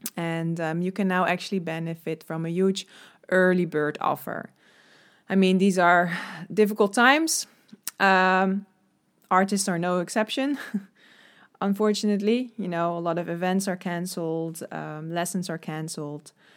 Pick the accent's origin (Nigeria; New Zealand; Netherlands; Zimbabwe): Netherlands; I'm from the Netherlands